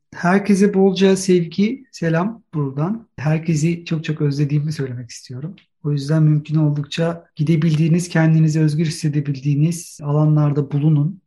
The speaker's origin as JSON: {"language": "Turkish", "region": "Istanbul", "country": "Turkey", "tie": "born or raised there", "moved": "as an adult", "lives_now": "Germany", "said": "İstanbul'un son 20 yılda yaşadığı değişim ve doğup büyüdüğüm yerdeki kültürel olarak bütün beslendiğim bütün her şeyin son 20 yılda nasıl değiştiğini görmek"}